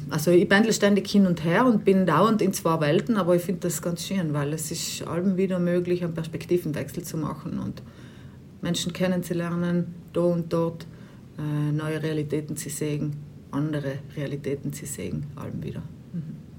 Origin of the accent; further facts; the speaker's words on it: Bruneck, Trentino-Alto Adige, Italy; moved away; Ich bin eigentlich aus Bruneck ursprünglich.